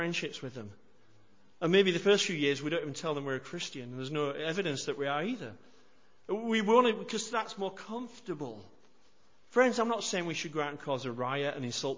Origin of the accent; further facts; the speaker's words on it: United Kingdom; we're British, we don't like to do anything that makes others feel uncomfortable either